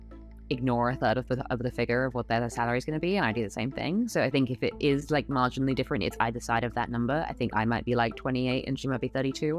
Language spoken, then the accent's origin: English; London, United Kingdom; now in New York, United States; I grew up in London. I now live in a studio apartment in Prospect Heights